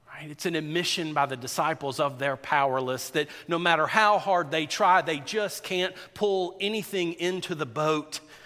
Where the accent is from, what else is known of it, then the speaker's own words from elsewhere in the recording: South Georgia, United States; I grew up in South Georgia, in rural South Georgia.